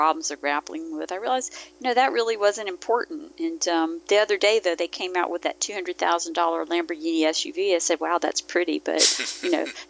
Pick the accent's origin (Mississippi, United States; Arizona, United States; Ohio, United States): Mississippi, United States; I grew up in Mississippi. My dad was in the military. My family wasn't from there, but that's where we ended up.